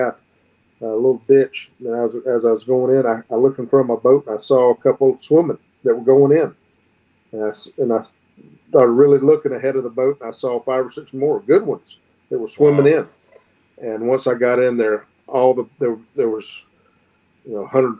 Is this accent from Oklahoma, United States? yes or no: no; Northern Florida, United States; growing up in Northern Florida is unique from growing up anywhere else